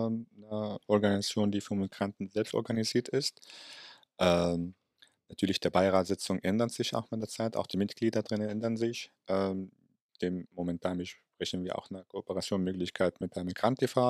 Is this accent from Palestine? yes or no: yes; Palestine; German is a second language; now in Germany; als Palästinenser